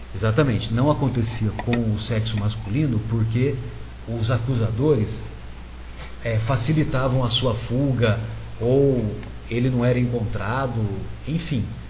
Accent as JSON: {"language": "Portuguese", "town": "São José do Rio Pardo", "region": "São Paulo", "country": "Brazil", "tie": "born or raised there", "said": "eu sou de uma cidade do interior de São José do Rio Pardo e, e eu cresci na década de 70 até meados da década de 80"}